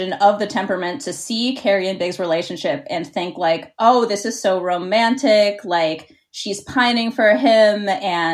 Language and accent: English; Pittsburgh, Pennsylvania, United States; moved away as an adult; also born or lived in New York; I grew up in Pittsburgh, Pennsylvania